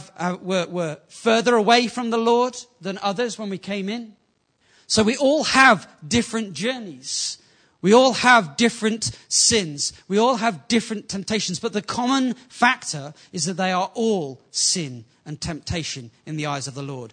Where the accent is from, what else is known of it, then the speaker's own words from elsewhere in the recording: England, United Kingdom; Being from an English culture, before I got saved, it was fairly normal